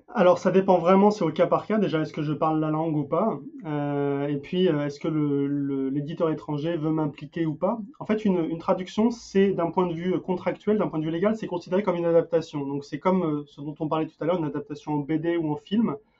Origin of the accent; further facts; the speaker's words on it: France; also born or lived in Denmark; now in United States; j'ai beau vivre aux États-Unis, je suis français, imprégné de culture française